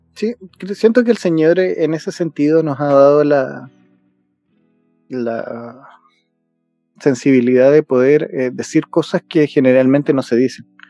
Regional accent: Chile; los chilenos tenemos eso

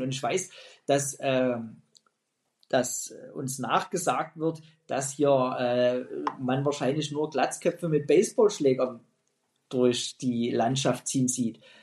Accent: Pirna, Saxony, Germany; meine Heimatstadt Pirna

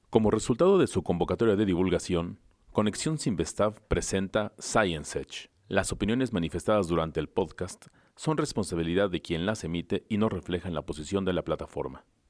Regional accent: Mexico; en México nos quedamos

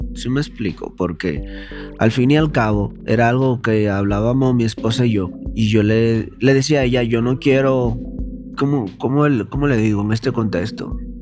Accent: Dominican Republic; moved away; En mi país le decimos caco pelado

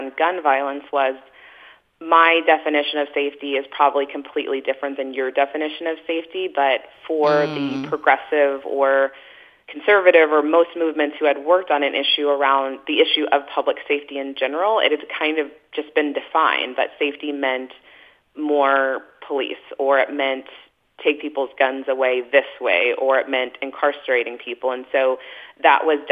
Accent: Texas, United States; moved away; growing up in Texas

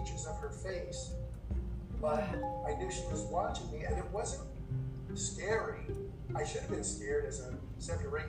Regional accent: Commack, New York, United States; now in Albany area, United States; I grew up in Long Island, born and raised

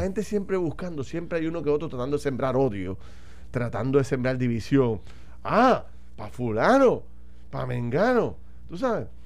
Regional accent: Puerto Rico; como puertorriqueños

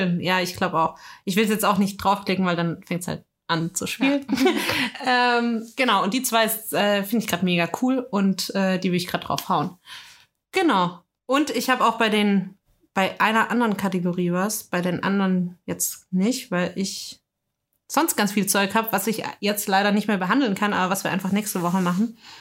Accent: Germany; als Deutscher

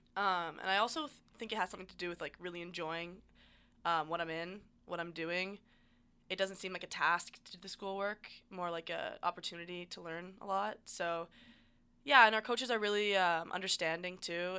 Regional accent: Ontario, Canada; I grew up in Ontario

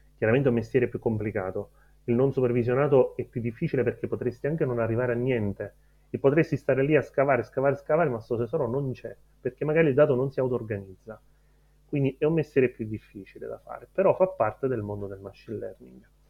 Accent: Erice, Sicily, Italy; moved away as an adult; also born or lived in Rome; sono nato a Erice quasi 37 anni fa e ho studiato fisica teorica a Roma

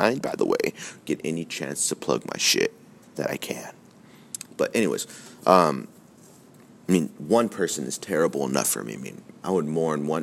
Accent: United States; as American citizens

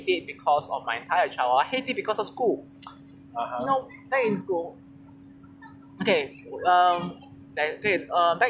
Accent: Singapore; I'm from Singapore

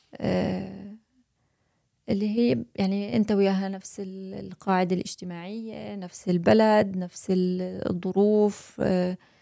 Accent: Jordan; moved away as an adult; now in United States; انا اردنيه وهنا في امريكا استقرينا

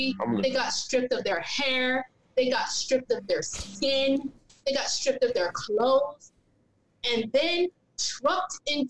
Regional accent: the South, United States; I'm from the South.

